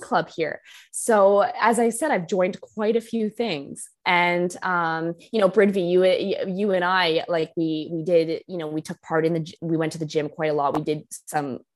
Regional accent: Canada; moved away as an adult; now in London, United Kingdom; being Canadian

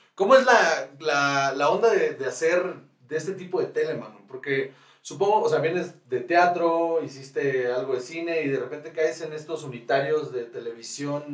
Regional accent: Guaymas, Sonora, Mexico; moved away as an adult; now in Mexico City, Mexico; yo soy de Guaymas, Sonora.

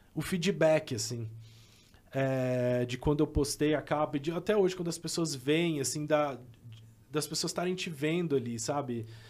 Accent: Caratinga, Minas Gerais, Brazil; Eu também sou mineiro, assim. Eu sou de Caratinga

